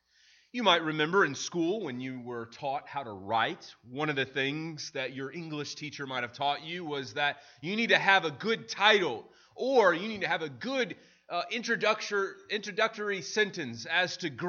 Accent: St. Louis, Missouri, United States; I remember growing up in St. Louis where that kind of headline, a death row inmate found innocent, was really a common theme, particularly in Illinois and in Missouri.

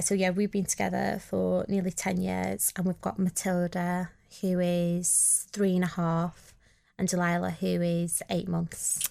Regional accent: Bolton, North West England, United Kingdom; I'm from Bolton and, um, especially being northern

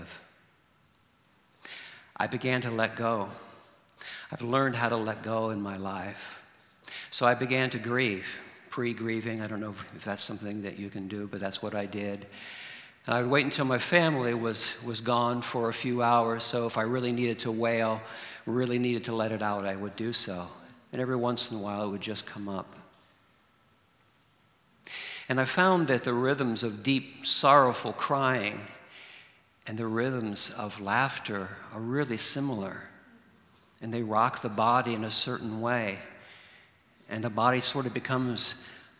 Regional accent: Ohio, United States; moved away; my family home in Ohio

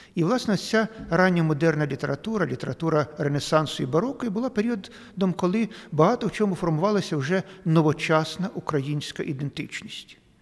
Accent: Eastern Ukraine, Ukraine; ми тут, на сході України

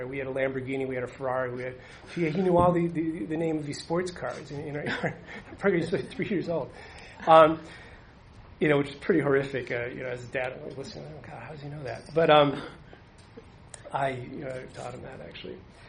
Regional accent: United States; moved away

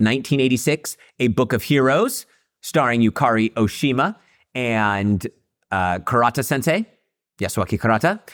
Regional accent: Central Valley, California, United States; I grew up in the Central Valley, so, like, farmland in the middle of nowhere.

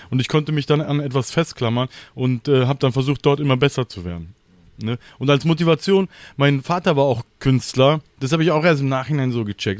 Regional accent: Mönchengladbach, North Rhine-Westphalia, Germany; moved away as an adult; also born or lived in Cologne / Berlin; ich bin in Köln geboren, dann in Mönchengladbach groß geworden, weil sich meine Eltern getrennt haben

